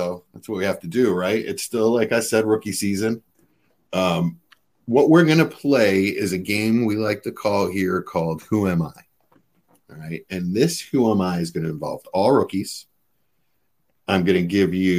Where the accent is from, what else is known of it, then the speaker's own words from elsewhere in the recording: Marlton, New Jersey, United States; also born or lived in South Philadelphia, Pennsylvania; I'm from a suburb of Philly, only about 15 minutes away. Marlton is where. Well, I was born in South Philly, moved to Marlton. It was the development I grew up in.